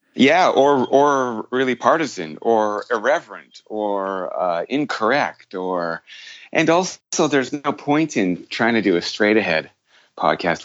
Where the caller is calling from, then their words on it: Toronto, Ontario, Canada; I'm calling from Toronto.